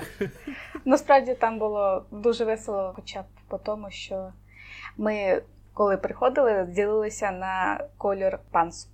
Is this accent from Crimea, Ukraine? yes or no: yes; Crimea, Ukraine; born or raised there; also born or lived in Kherson Oblast / Simferopol